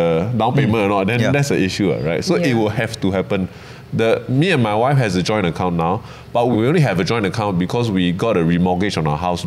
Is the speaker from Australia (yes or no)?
no; Malaysia; now in Singapore; I'm from Malaysia